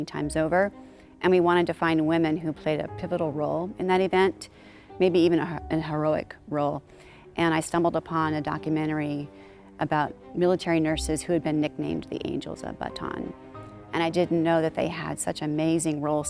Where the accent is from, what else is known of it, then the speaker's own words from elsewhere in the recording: San Diego, California, United States; I'm from San Diego. That's my native town